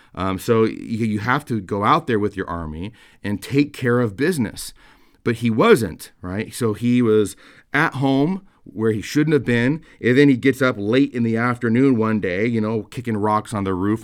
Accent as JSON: {"language": "English", "region": "California", "country": "United States", "tie": "born or raised there", "moved": "yes", "lives_now": "Kentucky, United States", "said": "I grew up in California"}